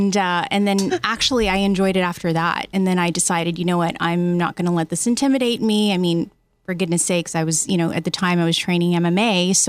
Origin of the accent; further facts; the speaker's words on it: San Diego, California, United States; also born or lived in Riverside County, California; I'm actually originally from San Diego, but I lived out in Riverside Riverside County.